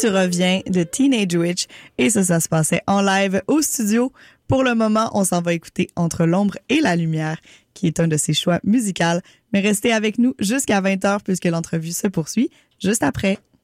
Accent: Montreal, Quebec, Canada; en tant que, que Montréalaise de quatrième génération

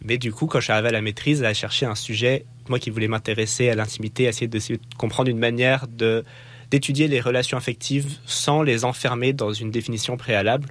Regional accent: France; moved away as an adult; now in Quebec, Canada; dans ma vie en tant que Français qui venait au Québec

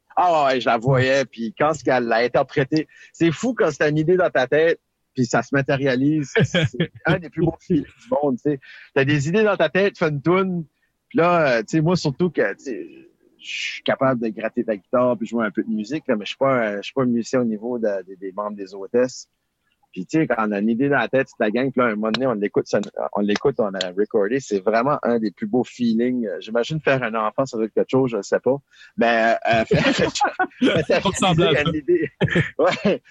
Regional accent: Acadia, Canada; chez nous en Acadie.

